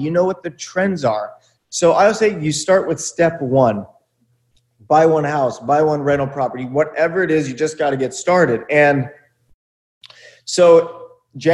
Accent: Buena Park, California, United States; I grew up in Buena Park, California in the 90s

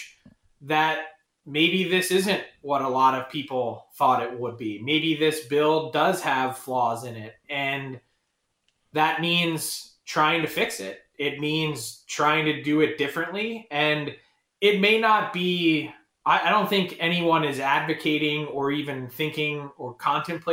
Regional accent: Philadelphia, Pennsylvania, United States; I'm from Philly

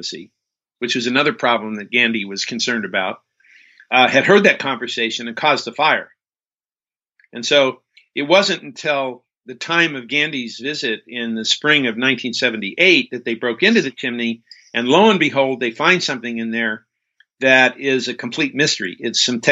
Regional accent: near Death Valley, California, United States; I grew up near Death Valley

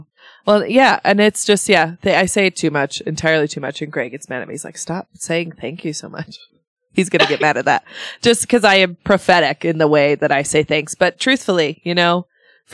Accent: Sweden; moved away; my home country of Sweden

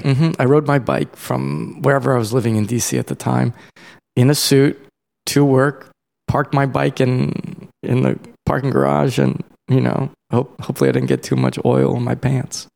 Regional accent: Columbia, Maryland, United States; I'm from Columbia, Maryland, which is like a suburb outside Baltimore

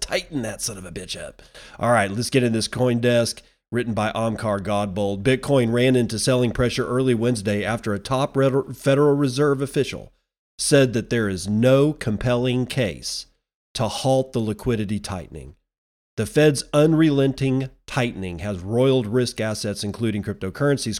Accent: United States; as an American citizen

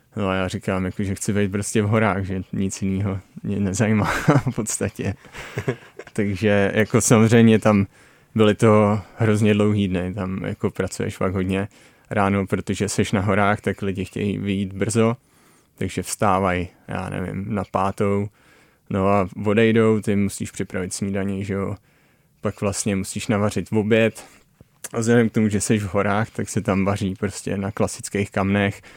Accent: Dyje-Svratka Valley lowland, South Moravian Region, Czechia; moved away as an adult; now in British Columbia, Canada; jsem se narodil v Polavské nížině

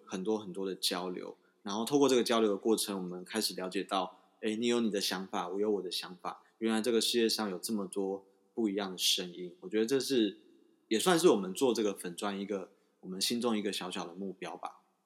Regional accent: Taiwan; 我们台湾人

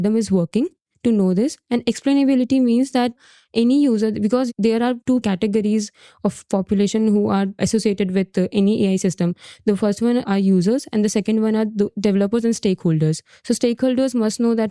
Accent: India; I'm from India

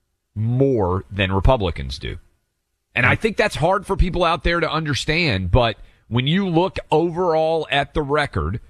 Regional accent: Nashville, Tennessee, United States; moved away; in Nashville, Tennessee.

